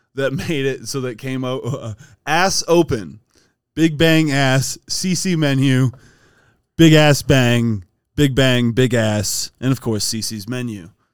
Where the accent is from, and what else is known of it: Strongsville, Ohio, United States; born or raised there